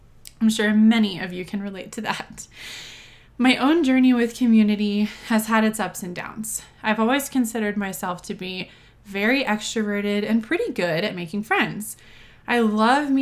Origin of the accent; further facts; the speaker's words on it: Texas, United States; moved away as an adult; now in Denver, United States; I'm originally from Texas